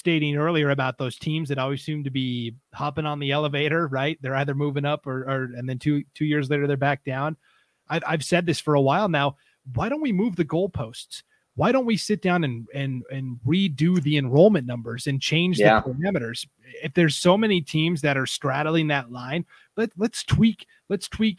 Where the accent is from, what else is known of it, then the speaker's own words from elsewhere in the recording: Montana, United States; now in Idaho, United States; I'm from Montana